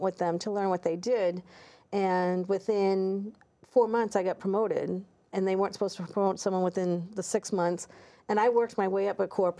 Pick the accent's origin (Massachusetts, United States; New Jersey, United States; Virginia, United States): Massachusetts, United States; I'm from Massachusetts.